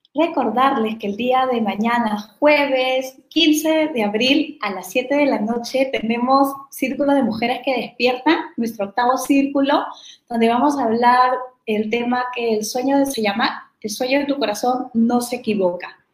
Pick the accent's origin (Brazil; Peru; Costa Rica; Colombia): Peru; also born or lived in Mexican Caribbean; now in Mexico; soy de Perú